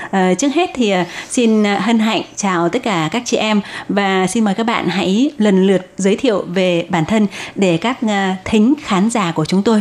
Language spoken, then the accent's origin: Vietnamese; Hải Dương, Vietnam; now in Taiwan; mình đến từ Hải Dương sinh sinh ra và lớn lên ở Hải Dương và mình đã đến Đài Loan được 11 năm rồi